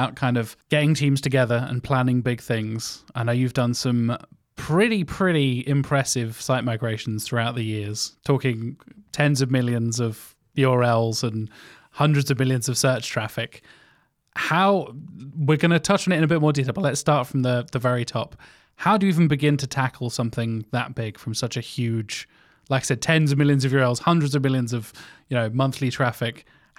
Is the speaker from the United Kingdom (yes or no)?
yes; United Kingdom; As a Brit